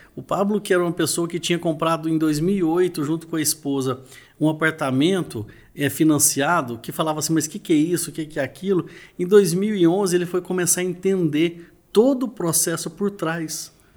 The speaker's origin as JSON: {"language": "Portuguese", "town": "Uberlândia", "region": "Minas Gerais", "country": "Brazil", "said": "Sou de Uberlândia, Minas Gerais, a cidade do Triângulo Mineiro"}